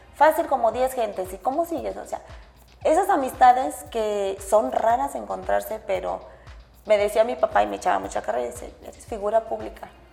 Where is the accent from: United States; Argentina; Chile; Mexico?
Mexico; Irapuato, Guanajuato; en Irapuato es de donde yo soy